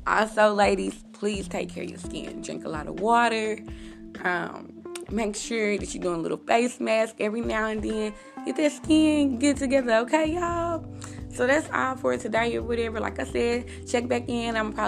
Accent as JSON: {"language": "English", "country": "United States", "said": "When I go outside, I'm American."}